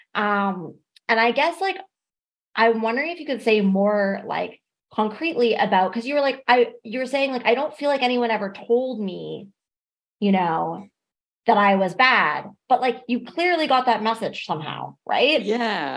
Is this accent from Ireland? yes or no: no; Ontario, Canada; I'm from Ontario and like I most of my experience with this culture happened in Toronto